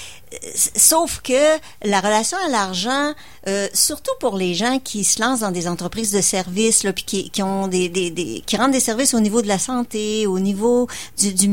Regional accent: Lévis, Quebec, Canada; Et moi, je suis de Lévis, juste en face.

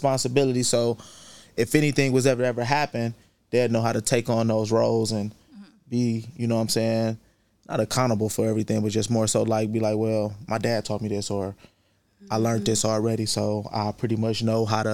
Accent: Cleveland, Ohio, United States; I'm from the St. Clair area, though. I'm from, like, Eddy Road.

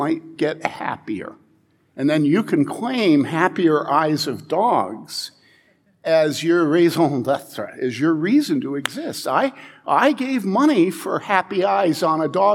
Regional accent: Wheaton, Illinois, United States; I grew up in Wheaton

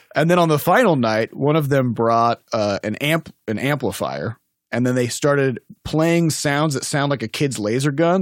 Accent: Midwest, United States; also born or lived in Iowa / Saint Louis; I'm from the Midwest

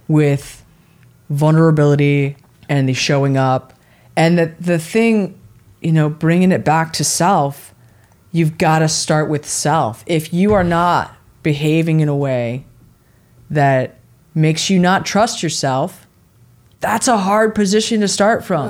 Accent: San Francisco, California, United States; growing up in the Bay Area and in San Francisco

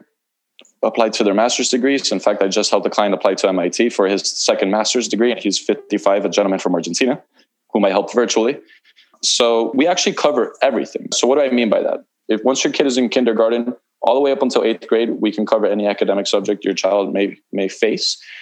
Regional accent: Key Biscayne, Florida, United States; I grew up on Key Biscayne

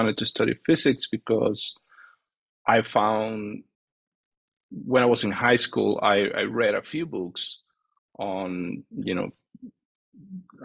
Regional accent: Venezuela; moved away; I'm from Venezuela, and that's what I did my undergrad

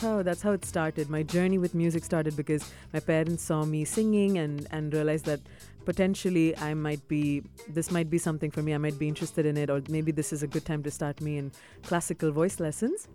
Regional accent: Dubai, United Arab Emirates; also born or lived in South India / Boston; growing up in the UAE, I grew up in Dubai, I was yeah. born here

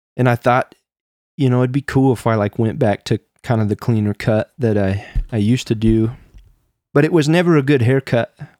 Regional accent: Midwest, United States; growing up in the Midwest

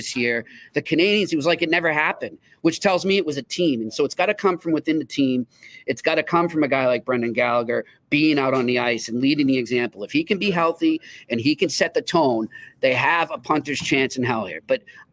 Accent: Boston, Massachusetts, United States; I grew up in Boston, going to Bruins games as a kid

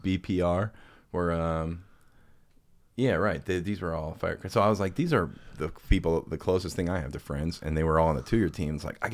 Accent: Florissant, Missouri, United States; I grew up in Florissant. We ended up going to middle school together, which is like 7th, 8th grade.

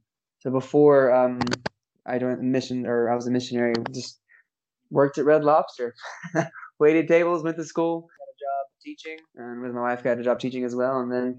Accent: Alabama, United States; moved away as an adult; also born or lived in Jackson, Tennessee; now in Romania; I grew up in Alabama, decided to go to Union University in Jackson, Tennessee, because it was 8 hours away from my hometown.

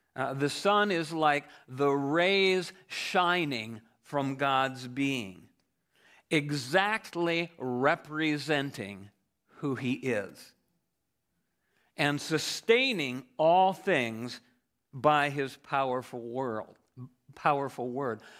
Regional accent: Ohio, United States; I grew up in Ohio

